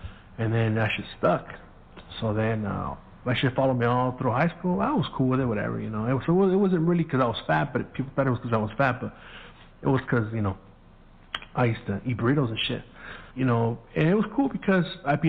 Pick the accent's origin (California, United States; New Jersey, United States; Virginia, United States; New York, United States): California, United States; San Gabriel; first language Spanish; English is a second language; growing up in Mexican neighborhoods